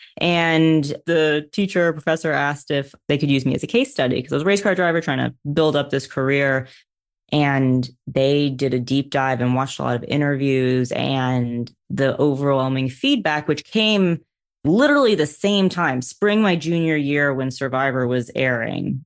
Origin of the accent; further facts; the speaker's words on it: New York, United States; a New Yorker in racing